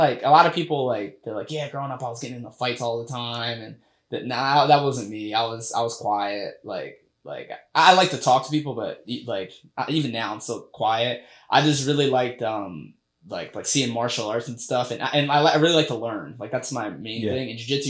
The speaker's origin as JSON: {"language": "English", "town": "Sicklerville", "region": "New Jersey", "country": "United States", "tie": "born or raised there", "also_born_or_lived": "Mount Holly, New Jersey", "said": "So I grew up in Sicklerville, New Jersey. I was, I was born in Mount Holly, and then we moved there. We moved to Sicklerville."}